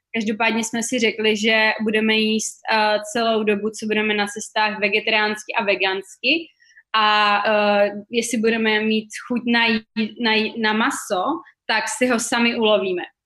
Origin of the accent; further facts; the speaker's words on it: Vysočina Region, Czechia; moved away as an adult; donutila nás vlastně se vrátit uh, do svých rodných zemí. Takže pro mě to znamenalo do Česka na Vysočinu.